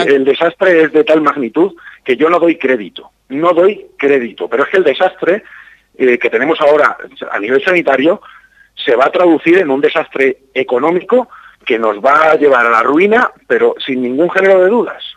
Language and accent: Spanish; Campo de Criptana, Castilla-La Mancha, Spain; also born or lived in Berlin; now in Madrid, Spain; yo soy del campo de Cristana, me siento muy orgulloso de mi pueblo